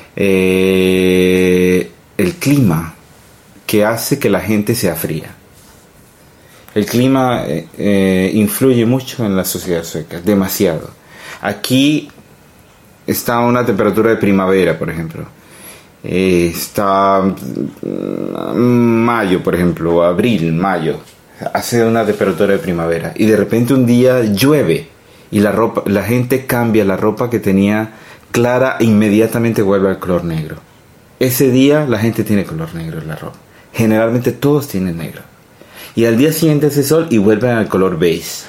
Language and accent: Spanish; Colombia; moved away as an adult; now in Sweden; nací en Colombia eh, de, madre colombiana, padre italiano